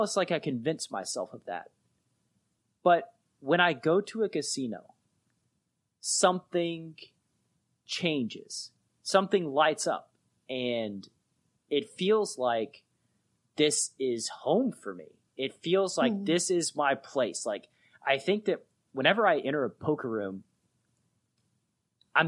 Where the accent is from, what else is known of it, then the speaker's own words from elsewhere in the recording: Chattanooga, Tennessee, United States; I'm from Chattanooga, Tennessee